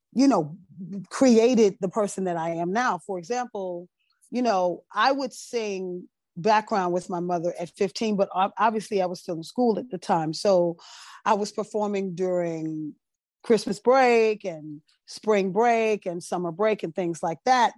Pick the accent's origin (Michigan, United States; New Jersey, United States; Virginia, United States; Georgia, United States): New Jersey, United States; Teaneck; also born or lived in Brooklyn, New York; I was born in Brooklyn, raised in Teaneck